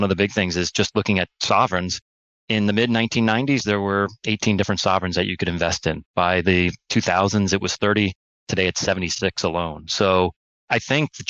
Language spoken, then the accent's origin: English; New Canaan, Connecticut, United States; I grew up in New Canaan, Connecticut, which is a suburb about 50 minutes outside of New York City.